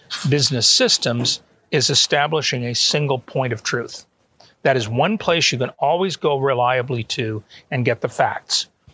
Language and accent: English; Canada; moved away as an adult; also born or lived in Auburn, Alabama, United States / Atlanta, Georgia, United States; now in Toronto, Canada; And both my wife and I are Canadian citizens, natives. We were born there.